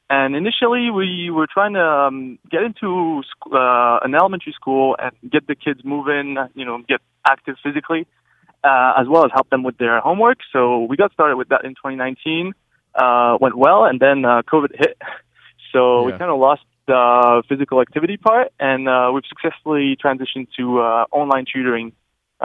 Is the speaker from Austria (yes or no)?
no; France; moved away as an adult; also born or lived in Montreal, Canada; I've been back home since April last year